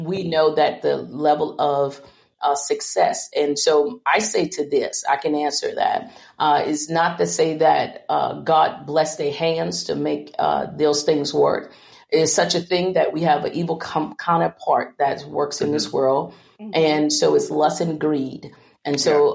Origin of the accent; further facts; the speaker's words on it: United States; I'm from the Ponderosa. Many don't understand that. This is a little hick town in convent um, live in a shotgun house.